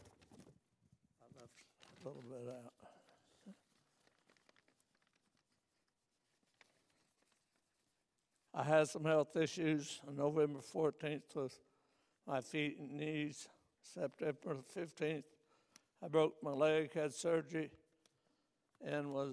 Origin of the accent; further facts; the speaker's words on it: Neon, Kentucky, United States; now in Ligonier, United States; I'm from Neon, Kentucky. I was born into a family of people